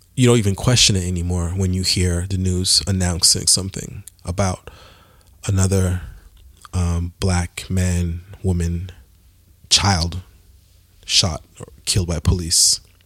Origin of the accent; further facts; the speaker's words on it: Montreal, Quebec, Canada; I'm from Montreal, Canada